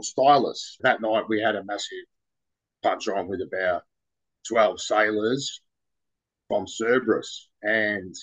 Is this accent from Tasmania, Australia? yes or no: no; Dandenong, Victoria, Australia; now in Mornington Peninsula, Australia; I was originally there, and now I'm on the peninsula.